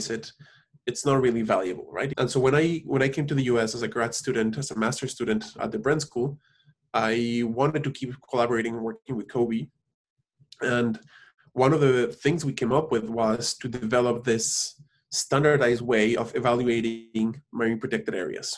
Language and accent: English; Cancun, Quintana Roo, Mexico; moved away; also born or lived in Mexico City, Mexico; even though I was born in Mexico City, I was raised in Cancun.